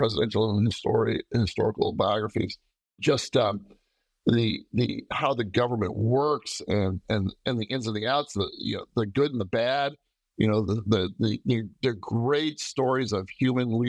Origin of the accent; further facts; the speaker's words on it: Cazenovia, New York, United States; I grew up outside of Syracuse, New York, in a little town called Gazanovia